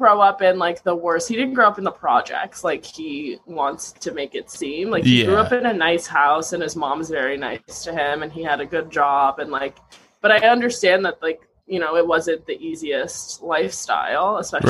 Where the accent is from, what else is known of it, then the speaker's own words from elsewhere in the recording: Canada; I just don't think you should judge Canadians like that. We're nice people.